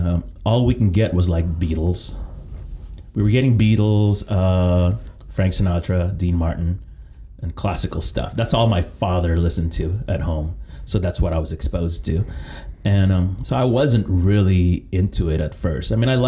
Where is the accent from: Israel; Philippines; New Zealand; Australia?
Philippines; I was born in the Philippines.